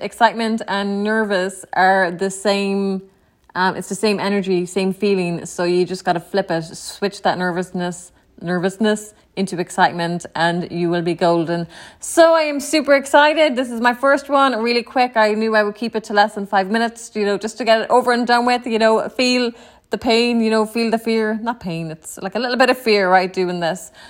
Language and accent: English; Ennis, County Clare, Ireland; moved away as an adult; also born or lived in New York City, United States; now in Tampa, United States; I was born and raised in Ireland. Um, in a small town, Ennis County, Clare.